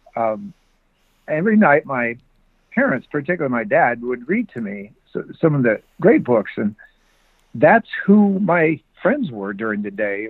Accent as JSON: {"language": "English", "town": "Bonner Springs", "region": "Kansas", "country": "United States", "tie": "born or raised there", "moved": "yes", "lives_now": "California, United States", "said": "I live in California now, but I grew up in Bonner Springs, Kansas"}